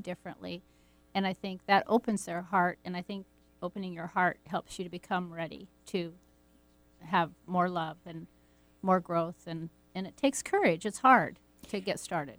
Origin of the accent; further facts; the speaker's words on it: Pacific Northwest, United States; growing up in the Pacific Northwest and going down to the river